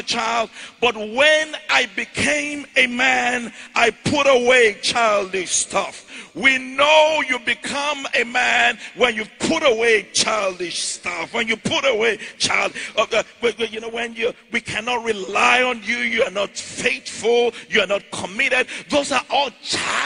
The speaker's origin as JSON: {"language": "English", "area": "Ijebu", "region": "Ogun State", "country": "Nigeria", "moved": "yes", "said": "I'm from Ijebu in Nigeria."}